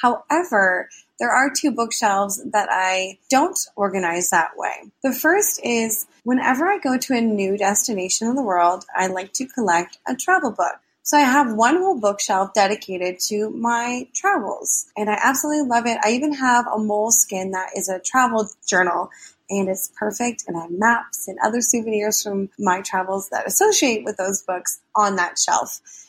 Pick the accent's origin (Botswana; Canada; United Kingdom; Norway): Canada; Toronto, Ontario; Hi, Anne. … I'm from Toronto, Ontario, Canada.